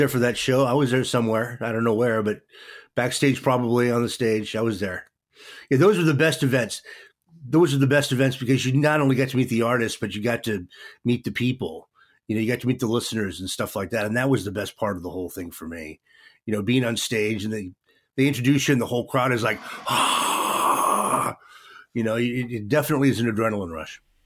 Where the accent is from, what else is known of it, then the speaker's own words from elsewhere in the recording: Vancouver, Washington, United States; I was raised in Vancouver, and I live in Vancouver today